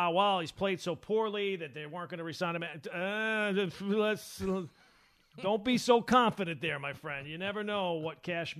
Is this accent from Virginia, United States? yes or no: no; New York, United States; I've heard that I do sound like Ed Burns. We're both from Long